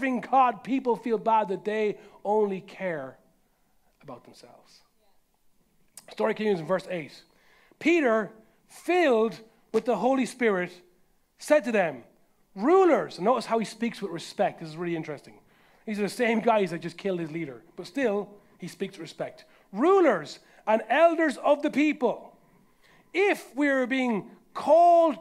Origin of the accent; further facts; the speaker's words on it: Carlow, Leinster, Ireland; my hometown of Carlo